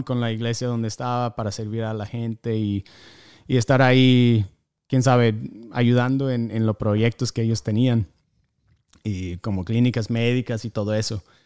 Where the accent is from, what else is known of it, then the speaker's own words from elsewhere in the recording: North Carolina, United States; Spanish is a second language; moved away as an adult; also born or lived in Argentina / Costa Rica; originalmente soy de Carolina del Norte